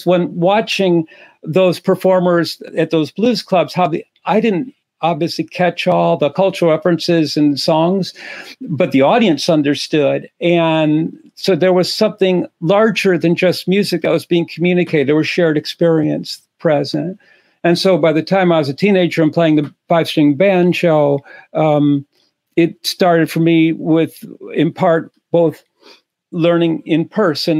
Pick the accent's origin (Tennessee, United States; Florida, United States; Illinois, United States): Illinois, United States; Chicago; as an 11-year-old in Chicago trying to learn the guitar